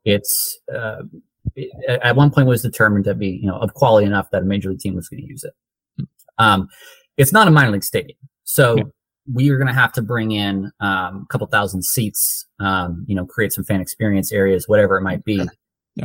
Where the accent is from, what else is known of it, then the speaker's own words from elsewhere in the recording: East Bay, California, United States; I'm from the East Bay